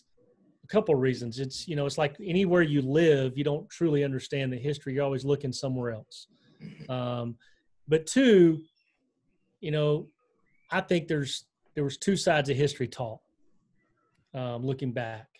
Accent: Selma, Alabama, United States; moved away as an adult; also born or lived in Idaho / Aleutian Islands, Alaska / Washington, D.C.; I had honestly grown up in Alabama

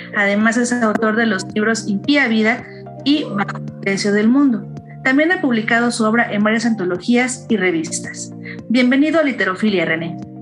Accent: Chilpancingo, Guerrero, Mexico; yo soy de Chilpancingo también

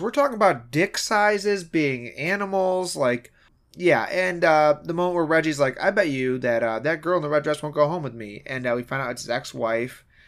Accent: Michigan, United States; we're from Michigan

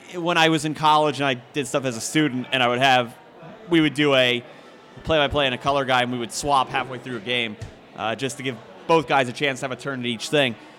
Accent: Philadelphia, Pennsylvania, United States; moved away; I grew up in Philadelphia, so I grew up listening to Merrill Reese and Mike Quick

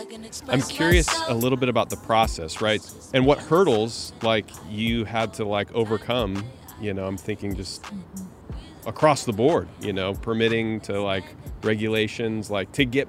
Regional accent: Prineville, Oregon, United States; I grew up in Prineville, Oregon, which was one of those little towns.

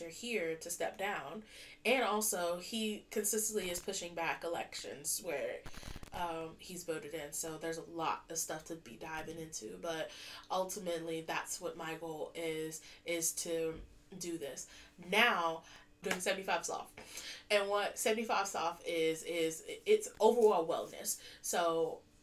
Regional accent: United States; moved away as an adult; now in United Kingdom; being an American expat here

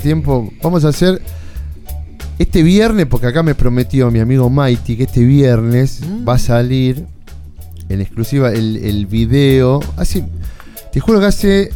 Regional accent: Buenos Aires, Argentina; yo me crié en Lugano

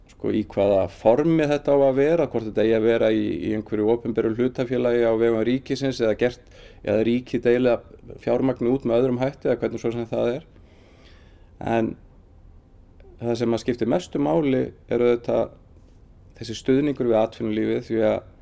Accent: Dalvík, Northeastern Region, Iceland; also born or lived in Akureyri; kem frá Dalvík, eh, var í mennskólanum á Akureyri

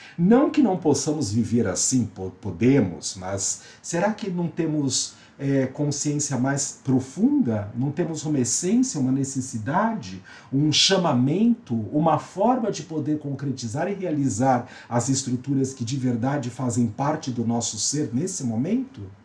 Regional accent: São Paulo, Brazil; sou paulista, paulistano, brasileiro, da América do Sul

